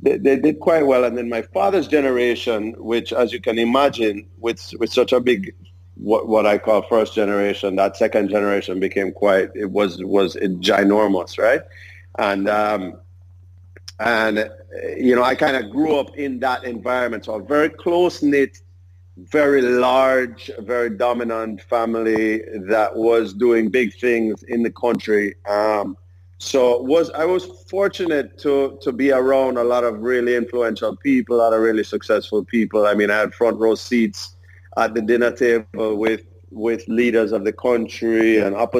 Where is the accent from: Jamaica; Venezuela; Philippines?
Jamaica; I was born in Jamaica in 1974